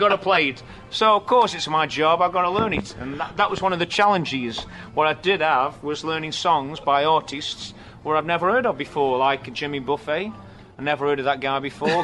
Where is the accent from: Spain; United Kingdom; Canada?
United Kingdom; England; I'm from England